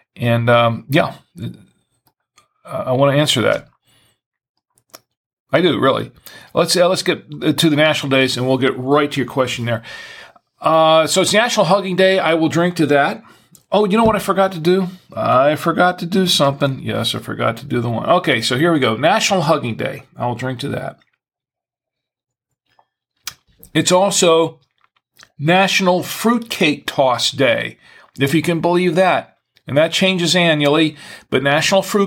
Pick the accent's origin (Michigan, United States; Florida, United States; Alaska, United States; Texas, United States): Florida, United States; now in Charlotte, United States; I'm originally from Florida.